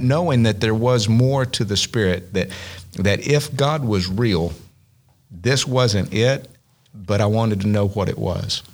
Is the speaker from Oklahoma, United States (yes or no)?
yes; Southeastern Oklahoma, United States; growing up in Southeastern Oklahoma in the Southern Baptist Association